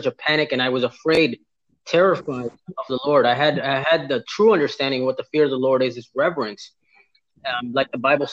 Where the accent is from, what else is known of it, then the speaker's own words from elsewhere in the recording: Miami, Florida, United States; I grew up born and raised in Miami